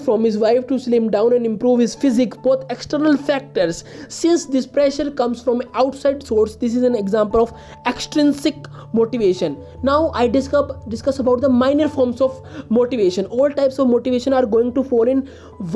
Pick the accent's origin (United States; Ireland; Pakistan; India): India; I am from India.